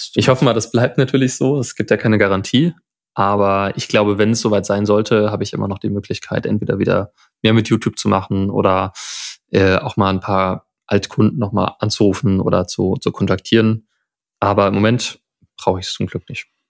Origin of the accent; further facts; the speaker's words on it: Friedberg, Hesse, Germany; aus der Stadt, aus der ich komme, aus Friedberg, Nähe von Frankfurt